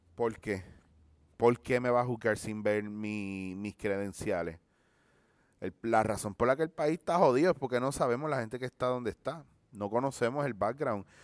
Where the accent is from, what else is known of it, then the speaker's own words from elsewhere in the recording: Puerto Rico; como somos los puertorriqueños